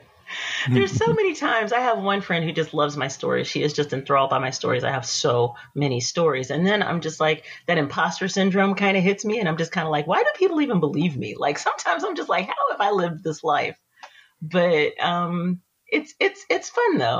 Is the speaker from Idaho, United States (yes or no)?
no; East Texas, United States; moved away as an adult; I grew up in East Texas.